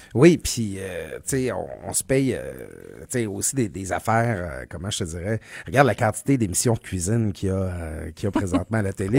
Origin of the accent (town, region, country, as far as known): Quebec, Canada; born or raised there